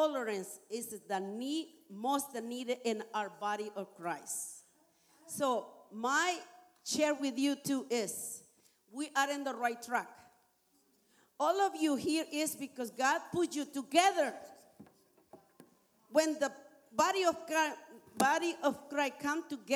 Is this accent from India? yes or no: no; Nicaragua; English is a second language; moved away as an adult; now in Canada; I am from Nicaragua. I've been here in Canada for 30 years